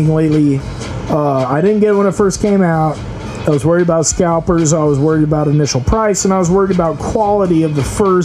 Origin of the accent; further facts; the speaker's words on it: United States; I'm an American